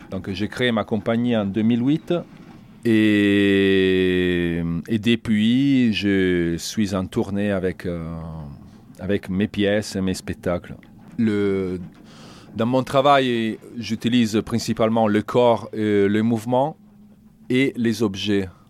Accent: Italy; French is a second language; moved away as an adult; also born or lived in Toulouse; je suis italien

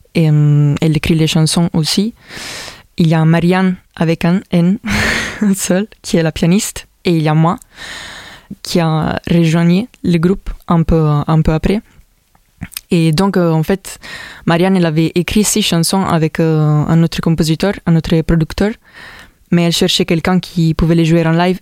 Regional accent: Italy; French is a second language; moved away as an adult; also born or lived in Milan, Italy; now in Montpellier, France; Je viens de l'Italie. Je suis arrivé ici à Montpellier depuis deux ans.

